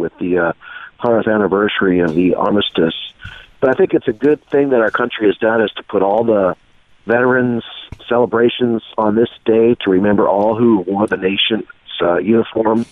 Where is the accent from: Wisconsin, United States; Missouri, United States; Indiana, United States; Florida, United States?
Missouri, United States; Concordia; moved away; my school town where I went to high school in Concordia, Missouri